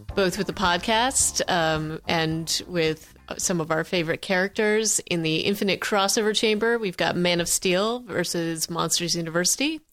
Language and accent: English; Vermont, United States; I grew up in Vermont